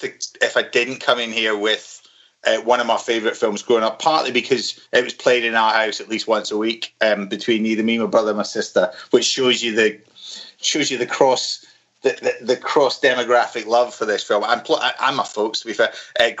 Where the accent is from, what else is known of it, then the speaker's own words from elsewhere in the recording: Glasgow, Scotland, United Kingdom; growing up in Glasgow